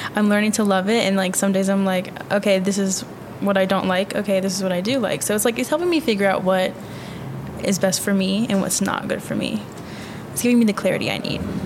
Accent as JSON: {"language": "English", "region": "Virginia", "country": "United States", "moved": "as an adult", "lives_now": "Tucson, United States", "said": "I'm from Virginia"}